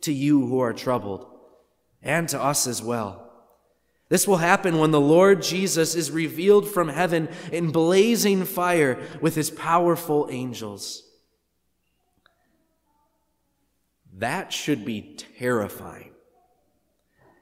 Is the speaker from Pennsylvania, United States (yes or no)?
no; Wisconsin, United States; I'm from Wisconsin